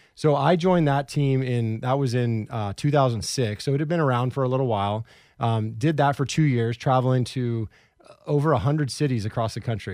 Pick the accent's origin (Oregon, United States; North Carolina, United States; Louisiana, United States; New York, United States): Oregon, United States; Portland; also born or lived in Orlando; I grew up in Southeast Portland